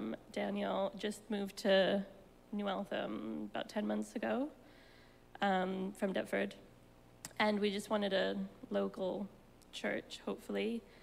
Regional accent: Cyprus; now in London, United Kingdom; born and raised in Cyprus, one American parent, one American Cypriot parent. But I've been in the UK for about almost 12 years now.

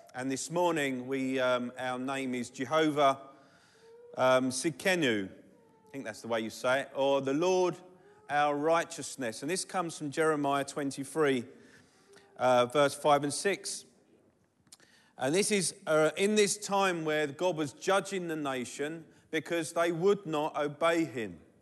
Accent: London, United Kingdom; I'm from Southeast London. We don't do T H's very well

